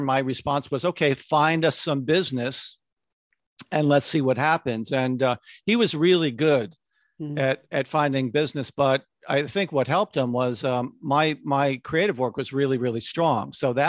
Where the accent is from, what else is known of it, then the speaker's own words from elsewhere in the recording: Connecticut, United States; I grew up in Connecticut and transferred to Syracuse University because they had a great advertising program.